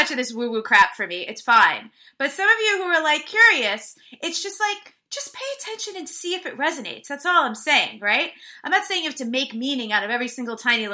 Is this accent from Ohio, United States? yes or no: no; New York, United States; moved away as an adult; now in California, United States; I'm from New York originally. When I moved to California in 2013